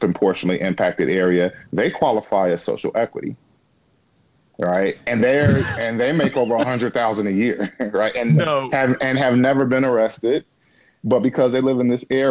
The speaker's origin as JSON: {"language": "English", "region": "Illinois", "country": "United States", "tie": "born or raised there", "said": "I've only lived in Illinois my entire life"}